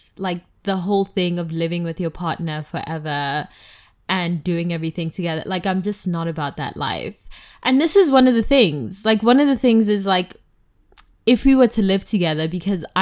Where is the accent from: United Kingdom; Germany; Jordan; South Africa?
South Africa; now in United States; I am South African. And, like, I've also just grown up always having, like, a gardener or, like, help in the house